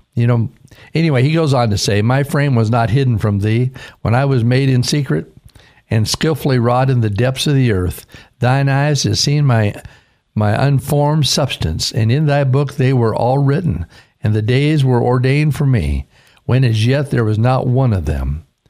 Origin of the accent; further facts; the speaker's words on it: Caldwell, Idaho, United States; moved away as an adult; also born or lived in Vancouver, Washington; growing up in Idaho and being raised in, in Caldwell